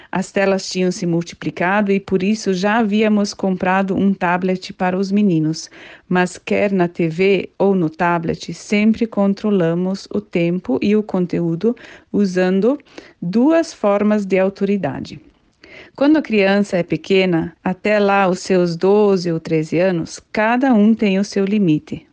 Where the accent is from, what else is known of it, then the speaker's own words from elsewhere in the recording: Curitiba, Paraná, Brazil; sou de Curitiba, do estado do Paraná